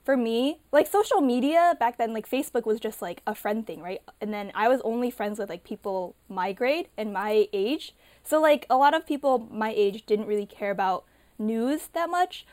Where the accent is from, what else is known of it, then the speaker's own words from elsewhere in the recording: Illinois, United States; I grew up in Illinois